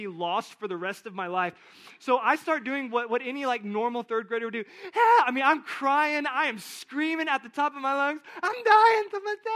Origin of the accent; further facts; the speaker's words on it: South Texas, United States; I grew up in South Texas.